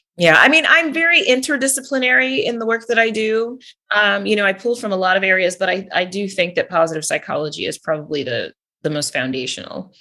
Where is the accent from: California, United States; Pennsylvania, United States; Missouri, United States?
California, United States; moved away as an adult; also born or lived in Wisconsin; now in Georgia, United States; I was born and raised in California